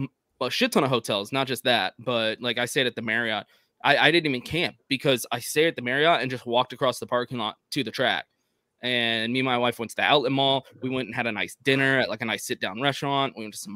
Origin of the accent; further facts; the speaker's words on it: Texas, United States; I'm from Texas.